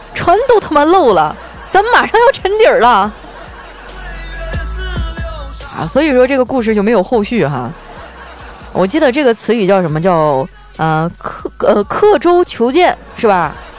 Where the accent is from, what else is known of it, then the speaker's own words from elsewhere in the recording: Northeast China, China; 身为一个东北人